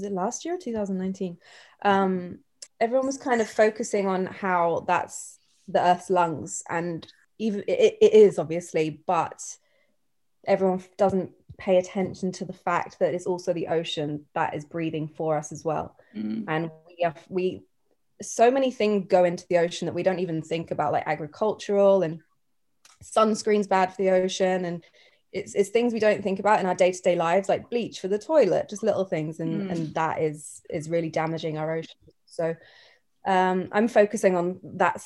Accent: Cornwall, South West England, United Kingdom; I grew up in Cornwall by the ocean

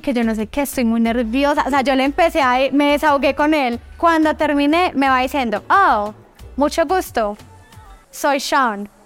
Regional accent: Medellín, Antioquia, Colombia; moved away; also born or lived in Caldas, Antioquia; Yo nací en Caldas, Antioquia, me crié en Medellín, pero toda mi adolescencia, desde los 13 años, volví aquí a mi pueblo, a Caldas

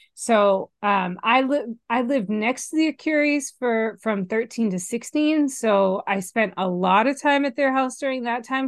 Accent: Massachusetts, United States; moved away; I am originally from Massachusetts.

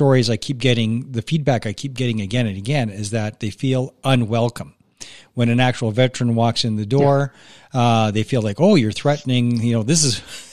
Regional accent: Sherwood Park, Alberta, Canada; I grew up in Sherwood Park, and that Legion was bustling for a while

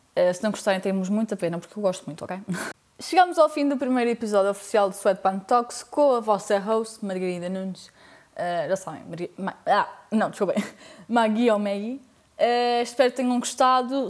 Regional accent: Portugal; also born or lived in Spain / Lisbon; sou portuguesa, porém vivi 4 anos em Espanha quando era mais nova. Fui para lá com 8 anos e voltei para Portugal com 12 anos

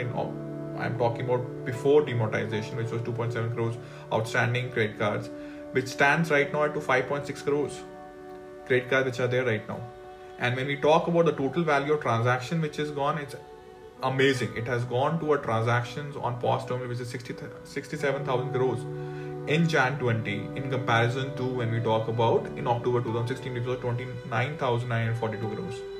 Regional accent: India; I'm from India

